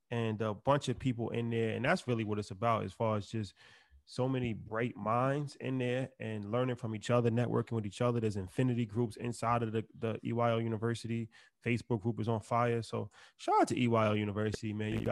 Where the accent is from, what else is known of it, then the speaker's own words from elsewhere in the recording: New York City, New York, United States; I'm from Northside. Why? Northside, Queens.